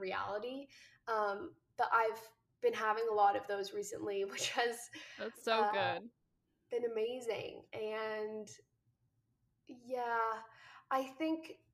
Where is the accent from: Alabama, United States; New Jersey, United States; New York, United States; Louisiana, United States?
New Jersey, United States; moved away as an adult; now in Los Angeles, United States; I live out here, but I'm originally from New Jersey.